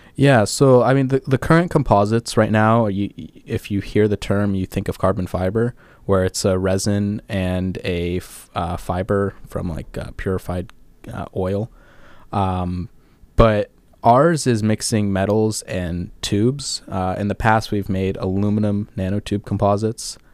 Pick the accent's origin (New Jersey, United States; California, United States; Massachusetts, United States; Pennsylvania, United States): California, United States; Orange County; moved away as an adult; I'm from Southern California, uh, particularly Orange County, California, so just about 20 miles south